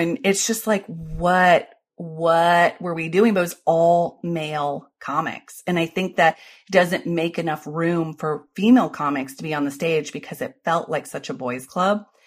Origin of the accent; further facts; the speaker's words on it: Ohio, United States; I was born in Ohio